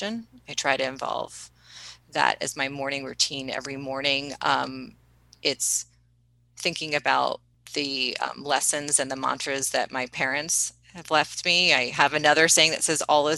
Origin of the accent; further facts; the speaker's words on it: East Coast, United States; we grew up on the East Coast